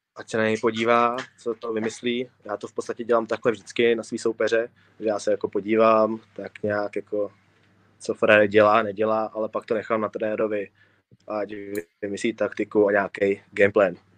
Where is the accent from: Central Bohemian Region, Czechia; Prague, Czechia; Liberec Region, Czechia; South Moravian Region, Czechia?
Prague, Czechia; typický Pražák